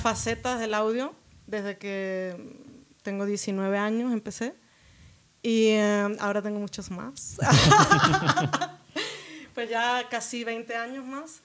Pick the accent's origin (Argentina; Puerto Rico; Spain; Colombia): Spain; Jerez de la Frontera, Andalusia; moved away as an adult; also born or lived in Las Palmas de Gran Canaria / Seville / Málaga / England; now in Mexico; pero como con cinco años me fui a Jerez de la Frontera eh, trasladaron a mi papá a vivir allá y, em, pues de los 5 como hasta los 19 vivía en Jerez de la Frontera, Cádiz, que es en Andalucía